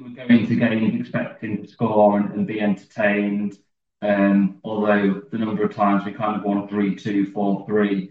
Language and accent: English; York, Yorkshire and the Humber, United Kingdom; also born or lived in Oxford; now in Derby, United Kingdom; I was born in Oxford. We moved up to York when I was 18 months or so.